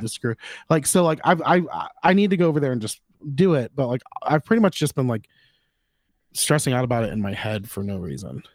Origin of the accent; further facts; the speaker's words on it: Florida, United States; I'm from Florida